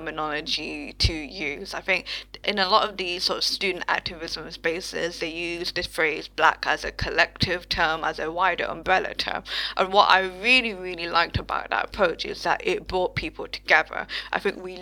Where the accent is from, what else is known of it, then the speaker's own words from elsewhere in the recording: United Kingdom; my own experience as a British Bangladeshi person with my parents who migrated to the UK in like the 1960s, 70s sort of time